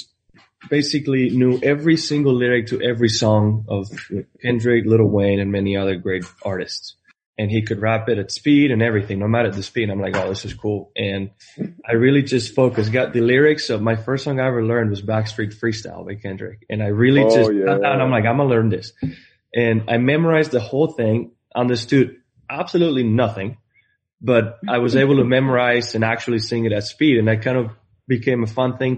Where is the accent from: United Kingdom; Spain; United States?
Spain; moved away as an adult; I'm coming from Spain. I grew up in a town with 1,200 people.